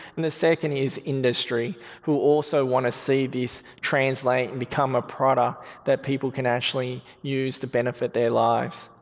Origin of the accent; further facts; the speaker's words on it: Australia; moved away as an adult; now in United States; I see myself more as an Australian.